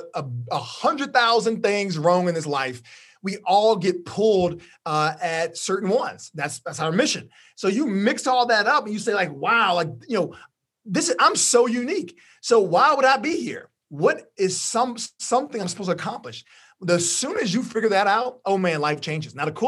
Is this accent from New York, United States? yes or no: no; Orange, Texas, United States; I'm from Orange, Texas, which is very close to Louisiana, yeah.